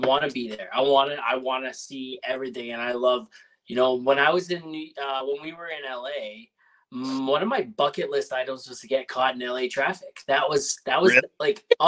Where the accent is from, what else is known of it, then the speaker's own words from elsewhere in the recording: Toronto, Ontario, Canada; I'm from Toronto area originally.